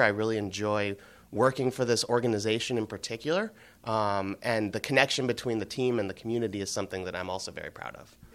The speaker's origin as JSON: {"language": "English", "town": "Cleveland", "region": "Ohio", "country": "United States", "tie": "born or raised there", "also_born_or_lived": "Boston", "moved": "as an adult", "said": "I grew up in Cleveland in the mid-nineties with the Indians"}